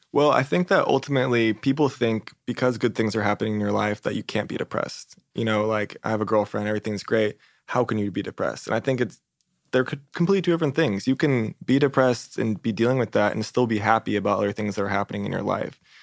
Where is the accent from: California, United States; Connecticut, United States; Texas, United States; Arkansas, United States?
California, United States; San Diego; moved away as an adult; also born or lived in Arizona; now in Los Angeles, United States; I grew up in San Diego